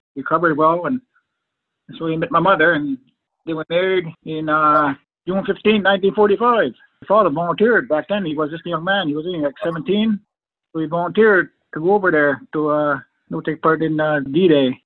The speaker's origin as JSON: {"language": "English", "town": "Fredericton", "region": "New Brunswick", "country": "Canada", "tie": "born or raised there", "said": "We all grew up on the reservation here in Fredericton"}